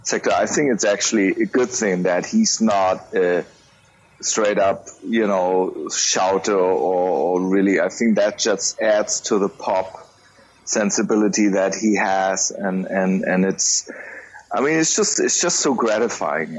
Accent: Germany; I'm from Germany, based in Munich

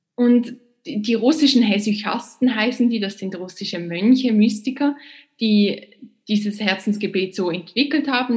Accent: Basel, Basel-Stadt, Switzerland; also born or lived in Princeton, United States / New York, United States; Und dann bin ich zurückgekommen in meine Heimatstadt Basel

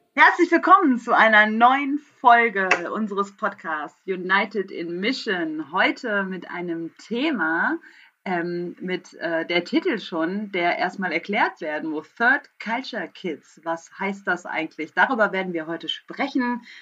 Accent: Ruhr area, North Rhine-Westphalia, Germany; moved away as an adult; also born or lived in Tanzania / Kassel; ich bin im Ruhrgebiet aufgewachsen

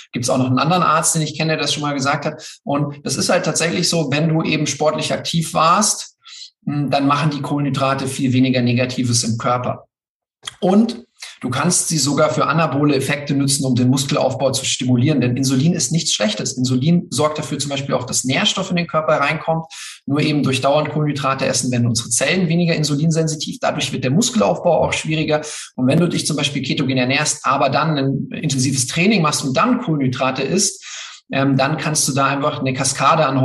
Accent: Bavaria, Germany; und ich das halt so als äh, Bayer, man hört es zwar nicht, einfach sehr, sehr liebe, äh, mit, mit dem Bezug zu Österreich.

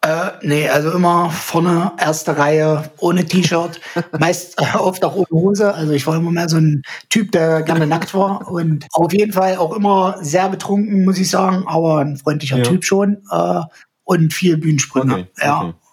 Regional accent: the East, eastern Germany, Germany; hier so äh, bei uns im Osten

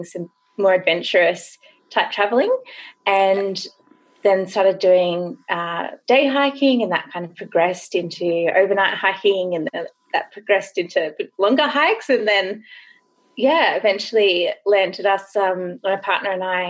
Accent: Grays Point, New South Wales, Australia; I grew up in Grays Point, which is right in the national

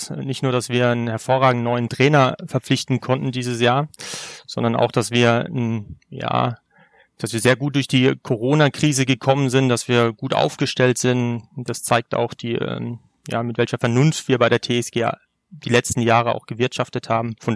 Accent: Sinsheim, Baden-Württemberg, Germany; Allerdings bin ich in Sinsheim geboren. Ne? Also da, wo {S0} unser Ach. Stadion {S1} steht. Äh, ich bin quasi in Ur-Sinsheimer.

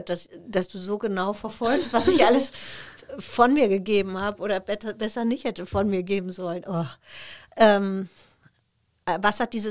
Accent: Essen, North Rhine-Westphalia, Germany; damals äh, Familie aus Sri Lanka, die in Essen, wo ich herkomme, in, in so einem Heim lebte.

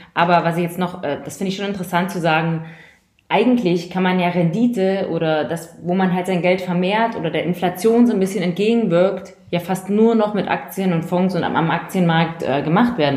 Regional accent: East Germany, Germany; now in Munich, Germany; ich komme aus Ostdeutschland. Ich komme aus den neuen Bundesländern.

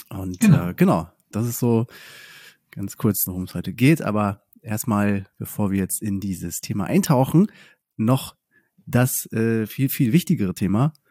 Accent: Oldenburg, Lower Saxony, Germany; bei, bei Bremen, also das echte mhm. Oldenburg.

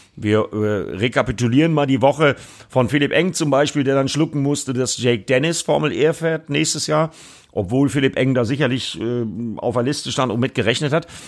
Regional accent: Bremen, Germany; für mich als Bremer

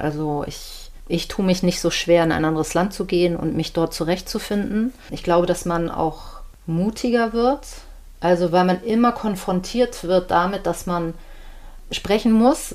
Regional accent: Hamburg, Germany; also born or lived in Antalya / Isparta / Congo / Switzerland; ich bin Deutsche, ich bin hier geboren, ich habe eine deutsche Mutter

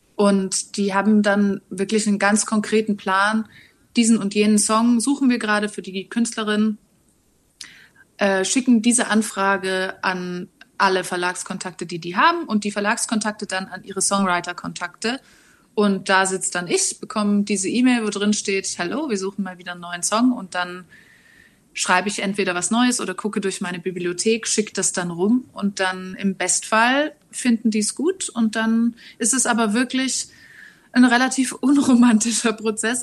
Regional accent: Reutlingen, Baden-Württemberg, Germany; also born or lived in Hamburg; now in Berlin, Germany; Also ich komme eigentlich aus Reutlingen, das ist im schönen Schwaberländle.

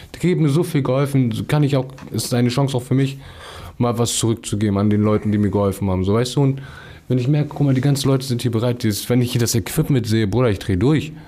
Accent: Hamburg, Germany; also born or lived in Lurup, Hamburg; wo ich aufgewachsen bin, aus Ostdorf

